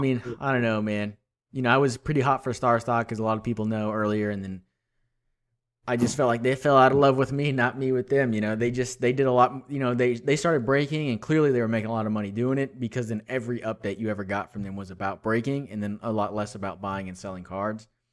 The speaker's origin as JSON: {"language": "English", "town": "Houston", "region": "Texas", "country": "United States", "also_born_or_lived": "Austin, Texas", "said": "I'm from Houston"}